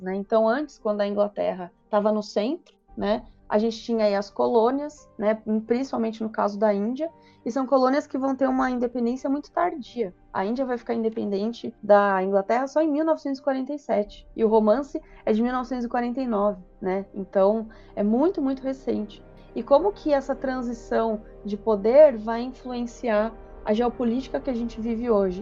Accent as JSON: {"language": "Portuguese", "region": "São Paulo", "country": "Brazil", "said": "eu, eu sou de São Paulo"}